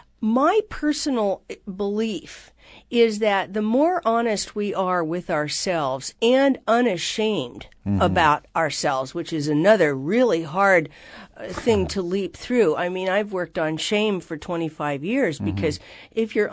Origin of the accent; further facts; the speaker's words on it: Seattle, Washington, United States; We lived in, they moved a lot. So we moved all over Seattle until they died.